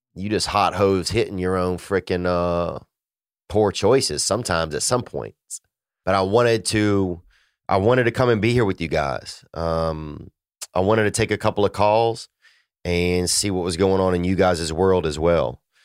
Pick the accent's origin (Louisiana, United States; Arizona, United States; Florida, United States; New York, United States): Louisiana, United States; moved away; my family in Louisiana. Um, you know, I miss uh, I miss my hometown some